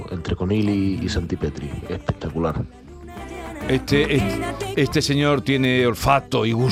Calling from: Seville, Andalusia, Spain; de Sevilla.

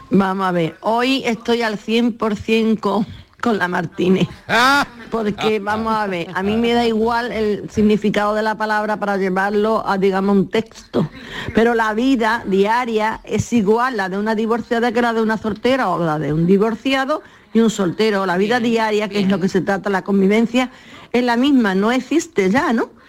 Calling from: Granada, Andalusia, Spain; Soy …, de la Hola, de Granada.

